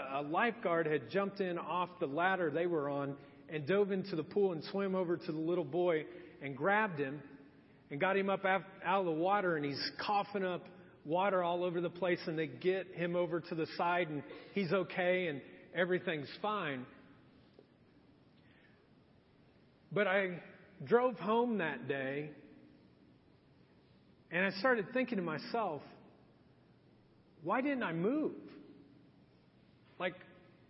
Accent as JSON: {"language": "English", "town": "Marion", "region": "Indiana", "country": "United States", "tie": "born or raised there", "also_born_or_lived": "Edgewood, Indiana", "said": "My eighth grade year of middle school, my dad had decided we were going to move, and we moved from Marion, Indiana to Anderson."}